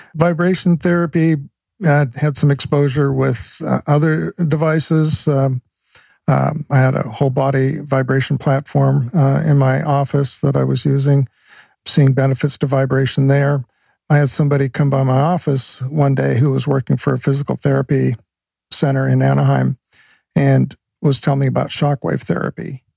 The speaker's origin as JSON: {"language": "English", "town": "Vancouver", "region": "British Columbia", "country": "Canada", "tie": "born or raised there", "said": "I grew up in Vancouver, Canada"}